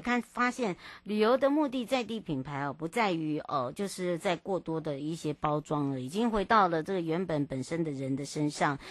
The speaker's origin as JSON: {"language": "Chinese", "area": "Hualien-Taitung", "region": "eastern Taiwan", "country": "Taiwan", "tie": "born or raised there", "said": "回到我的故乡华东了"}